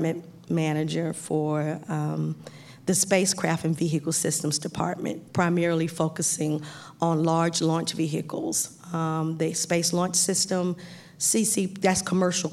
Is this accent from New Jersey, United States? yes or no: no; Phenix City, Alabama, United States; also born or lived in Boston, Massachusetts; I am originally from Phenix City, Alabama, which is a little southeast of Auburn